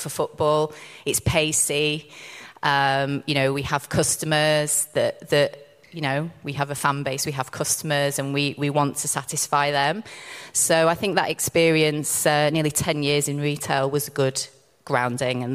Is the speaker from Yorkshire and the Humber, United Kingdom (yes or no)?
yes; Rotherham, Yorkshire and the Humber, United Kingdom; I worked in my local football club when I was 15. So my hometown is Rotherham United.